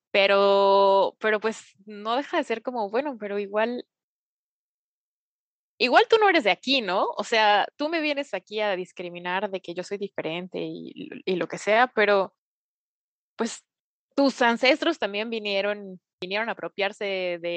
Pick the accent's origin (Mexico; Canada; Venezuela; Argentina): Canada; Vancouver, British Columbia; yo soy nacido y crecido aquí en Vancouver